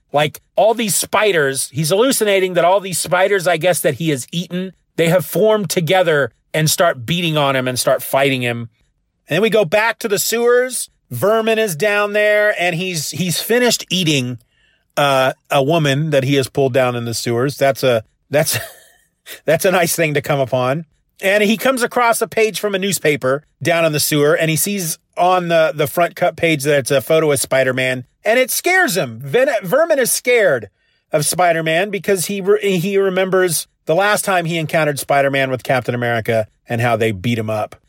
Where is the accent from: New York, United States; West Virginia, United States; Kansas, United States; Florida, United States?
Kansas, United States; I'm from Kansas